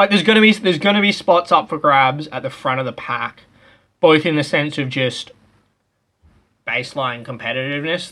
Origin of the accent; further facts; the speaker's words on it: Australia; if you're an Australian